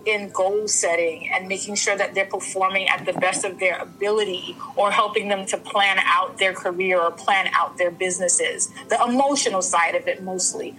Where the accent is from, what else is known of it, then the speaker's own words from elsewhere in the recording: New York City, New York, United States; also born or lived in Saint Vincent and the Grenadines; I was born in St. Vincent, raised in Brooklyn